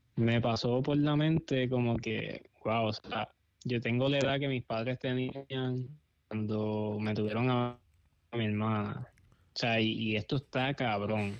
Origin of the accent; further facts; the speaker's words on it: Puerto Rico; moved away as an adult; also born or lived in Los Angeles; now in Coachella, United States; me mudé de Puerto Rico porque no había trabajo.